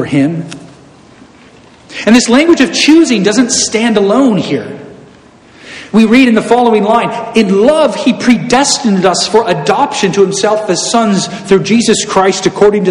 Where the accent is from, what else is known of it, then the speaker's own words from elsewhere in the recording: Southern California, United States; I'm from Southern California